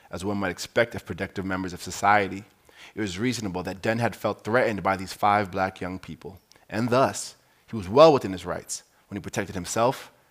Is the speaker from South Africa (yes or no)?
yes; Cape Town, Western Cape, South Africa; I'm coming from Cape Town, South Africa.